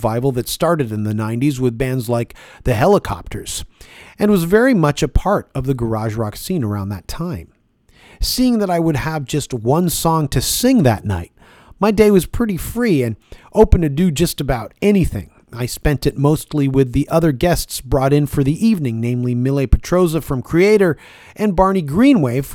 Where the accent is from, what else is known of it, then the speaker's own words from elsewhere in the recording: Toronto, Ontario, Canada; being born and raised in Toronto, Canada